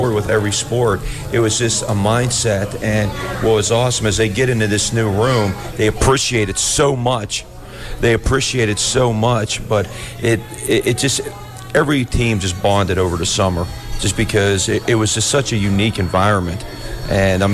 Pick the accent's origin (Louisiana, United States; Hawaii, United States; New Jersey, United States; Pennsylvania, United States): Pennsylvania, United States; About 50 miles south of Pittsburgh; now in Mishawaka, United States; About 50 miles south of Pittsburgh.